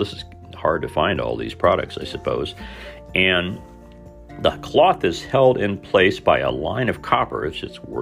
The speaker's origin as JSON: {"language": "English", "region": "Southern Indiana", "country": "United States", "tie": "born or raised there", "moved": "yes", "said": "a lot of us folks growing up in Southern Indiana at the time I was there"}